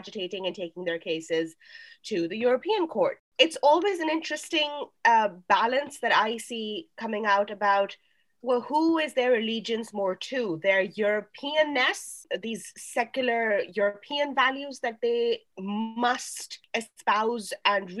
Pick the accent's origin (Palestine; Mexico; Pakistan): Pakistan; as a Pakistani citizen